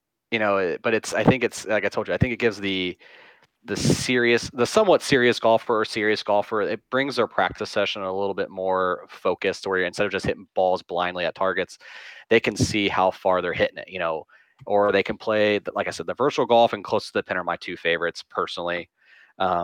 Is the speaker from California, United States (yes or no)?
no; Cincinnati, Ohio, United States; I'm not from Cincinnati, but I am. I've never left